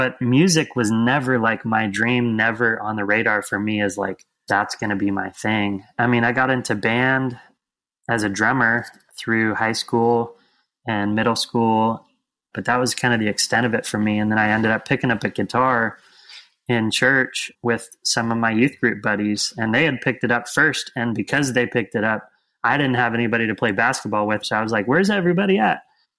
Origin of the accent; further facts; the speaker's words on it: West Coast, United States; I grew up over on the West Coast, kind of all over the West Coast, really.